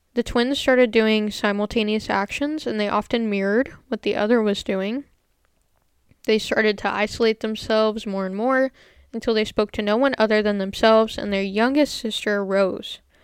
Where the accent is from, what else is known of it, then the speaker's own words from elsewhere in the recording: United States; I am American